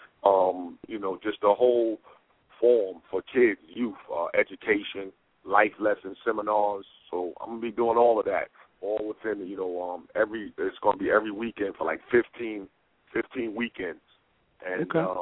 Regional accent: New York, United States; growing up in New York

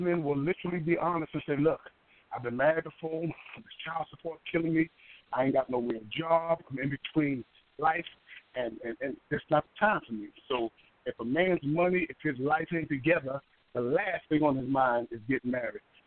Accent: New York City, New York, United States; now in Columbus, United States; I'm originally from Harlem, New York and uh, I live here in Columbus

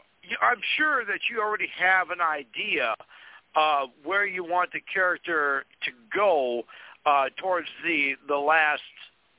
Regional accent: Fargo, North Dakota, United States; here in my hometown of Fargo, North Dakota

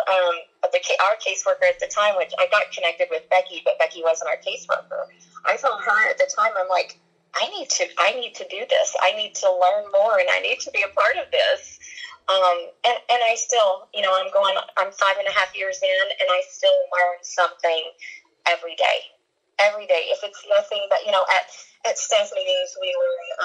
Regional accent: Kentucky, United States; moved away; I'm from Kentucky

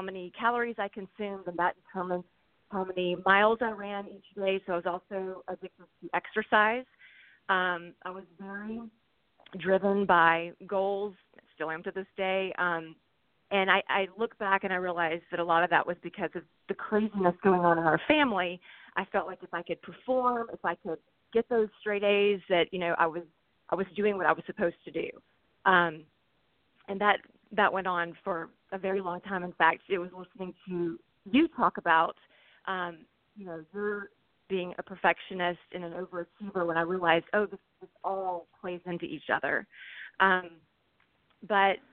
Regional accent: Alabama, United States; also born or lived in St. Louis area; now in St. Louis, United States; I live in the St. Louis area, but I'm originally from Alabama

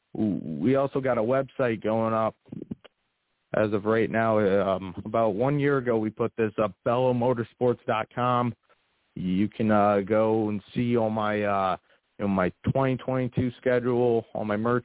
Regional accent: Connecticut, United States; the Thompson and Stafford Speedway up here in my home state

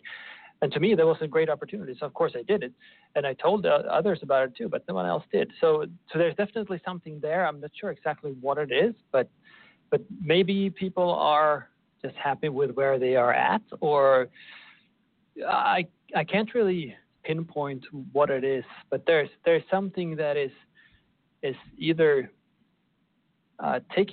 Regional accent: Sweden; moved away as an adult; now in Oklahoma, United States; I'm originally from Sweden

